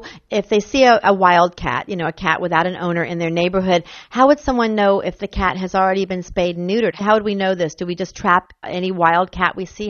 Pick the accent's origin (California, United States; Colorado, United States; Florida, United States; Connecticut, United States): Florida, United States; Jacksonville; moved away; I grew up in Jacksonville. I don't know if all my listeners know this, but this is my hometown.